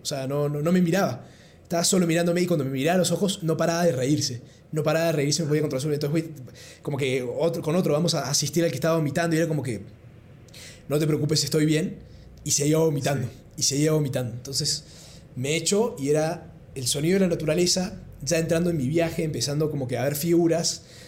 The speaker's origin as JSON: {"language": "Spanish", "region": "Córdoba", "country": "Argentina", "tie": "born or raised there", "also_born_or_lived": "Peru / Lima, Peru", "moved": "as an adult", "said": "yo nací en Perú, pero me crié en Córdoba, mi papá es cordobés, mi mamá peruana"}